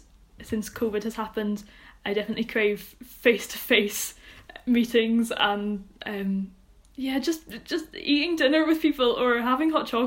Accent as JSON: {"language": "English", "town": "Troon", "region": "Scotland", "country": "United Kingdom", "tie": "born or raised there", "said": "my hometown, which is Troon"}